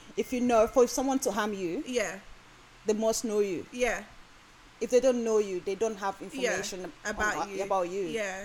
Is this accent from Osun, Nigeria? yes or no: yes; Osun, Nigeria; moved away; I grew up in Osun State